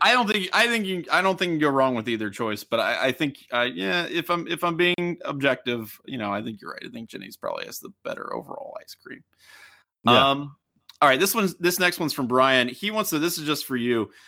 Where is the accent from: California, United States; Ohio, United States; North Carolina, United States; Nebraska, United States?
Ohio, United States; Cincinnati; growing up in the Cincinnati